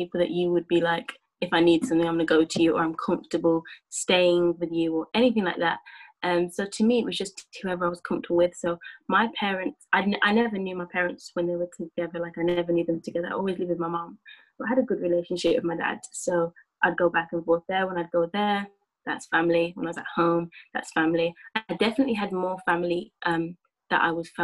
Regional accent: Birmingham, West Midlands, United Kingdom; I'm from Birmingham

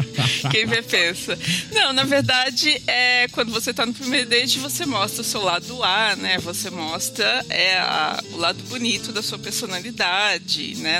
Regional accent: São Paulo, Brazil; now in Rio de Janeiro, Brazil; sou uma exilada morando no Rio de Janeiro, sou de São Paulo

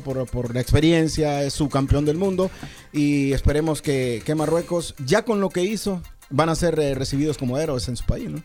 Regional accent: Honduras; nosotros los, los centroamericanos, de los hondureños

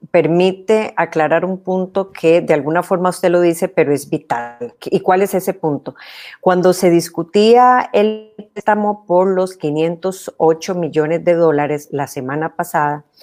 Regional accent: Costa Rica

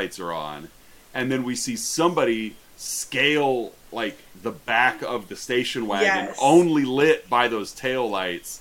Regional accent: Monmouth, Illinois, United States; Growing up in Monmouth

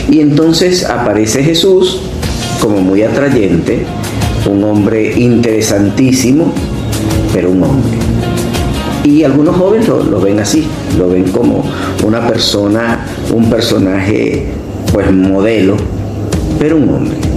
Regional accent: Caracas, Capital District, Venezuela; moved away as an adult; also born or lived in Barcelona, Venezuela; now in Valencia, Venezuela; salesiano, caraqueño, de 62 años

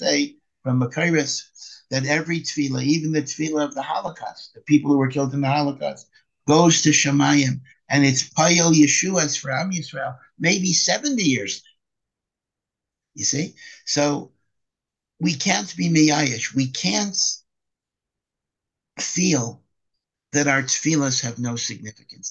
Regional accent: United States; now in Israel; as an American

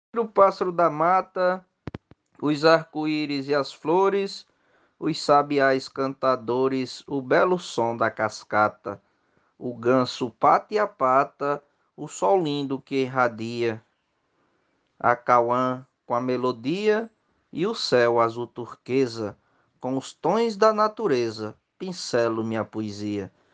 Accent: Açu, Rio Grande do Norte, Brazil; sou natural de Açu, terra dos poetas, no meu Rio Grande do Norte

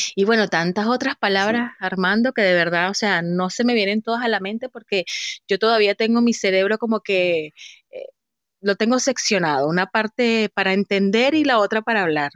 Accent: Venezuela; now in Chile; nosotros como venezolanos utilizamos muchas palabras

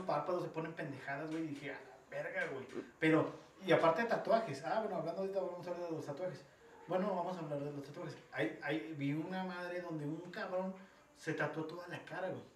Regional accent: Mexico; nosotros los mexicanos

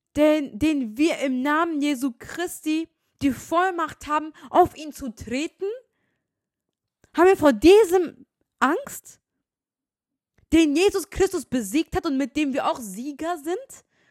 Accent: Germany; ich bin in Deutschland geboren

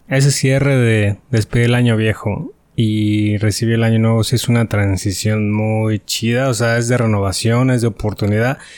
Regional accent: Mexico; como buenos mexicanos

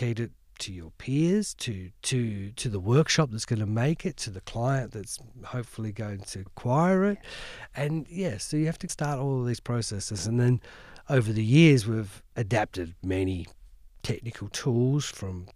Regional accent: Hobart, Tasmania, Australia; now in London, United Kingdom; I grew up in Hobart in the city

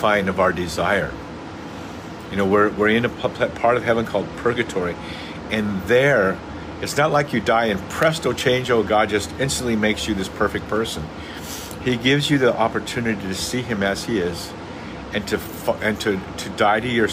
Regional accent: Santa Cruz, California, United States; where I was raised in Santa Cruz

